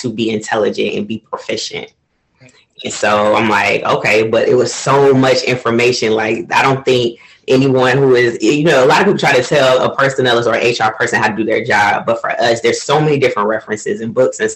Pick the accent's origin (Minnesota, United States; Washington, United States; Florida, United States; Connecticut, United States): Florida, United States; moved away as an adult; also born or lived in Cleveland, Ohio / Portugal; I was born in Cleveland, but I was raised in Florida